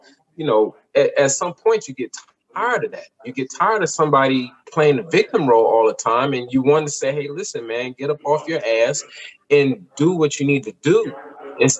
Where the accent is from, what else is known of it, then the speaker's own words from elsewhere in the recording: United States; I'm from America. I was born here. I was raised here